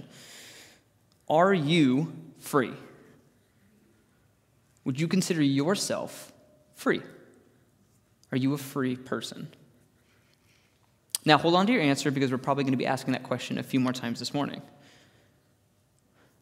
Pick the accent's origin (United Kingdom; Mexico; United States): United States; Arizona; Growing up in Arizona